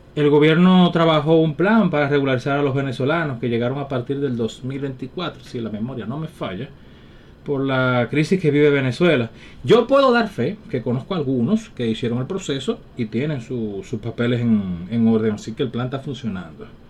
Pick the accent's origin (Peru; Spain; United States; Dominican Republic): Dominican Republic; los dominicanos necesitamos